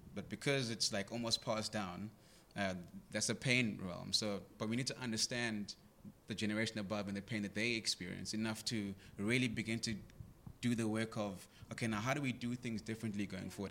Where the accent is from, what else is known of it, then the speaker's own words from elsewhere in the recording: Greytown, KwaZulu-Natal, South Africa; I grew up in Greytown.